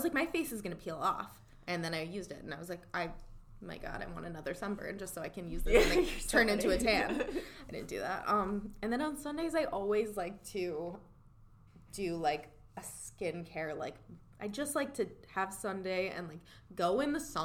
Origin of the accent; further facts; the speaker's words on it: Florida, United States; also born or lived in New York; I was born in New York and we moved to Florida, when I was really young